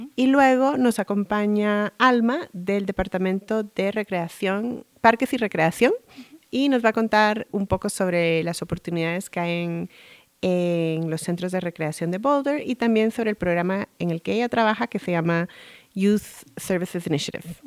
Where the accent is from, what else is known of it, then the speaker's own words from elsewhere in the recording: Guatemala; moved away; yo crecí en Guatemala